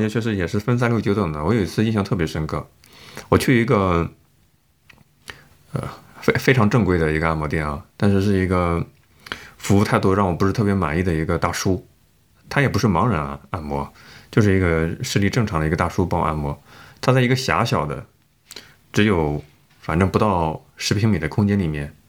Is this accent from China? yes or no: yes; northern China, China; 你咋知道我是北方人喜欢吃大蒜味儿的呢？